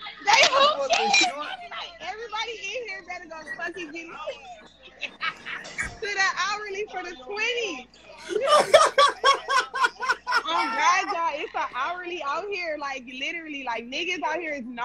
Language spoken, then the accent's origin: English; Compton, California, United States; I'm from Compton